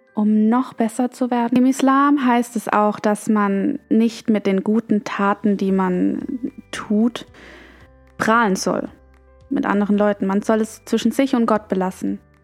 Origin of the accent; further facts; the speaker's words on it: Germany; Ich bin in Deutschland aufgewachsen, geboren und bin das deutsche Dasein und das deutsche Verhalten gewöhnt.